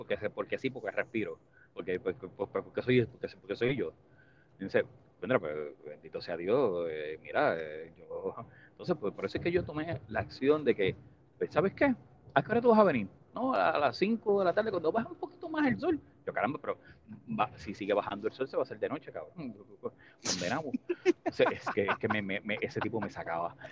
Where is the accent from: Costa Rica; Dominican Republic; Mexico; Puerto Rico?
Puerto Rico; gracias a Estados Unidos no somos Cuba, no somos Haití, no somos República Dominicana.